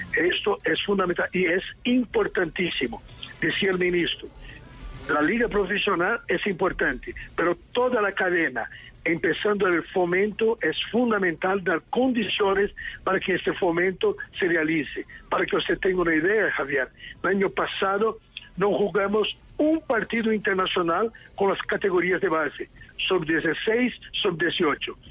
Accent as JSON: {"language": "Spanish", "region": "São Paulo", "country": "Brazil", "second_language": "Spanish", "moved": "yes", "lives_now": "Lima, Peru", "said": "yo soy de Sao Paulo, sí, pero retorno a Lima porque estoy como entrenador de un club en, ah, Lima"}